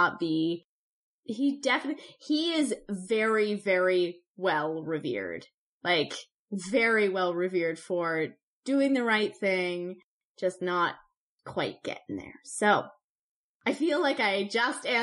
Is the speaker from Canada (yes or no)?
yes; Canada; I'm a Canadian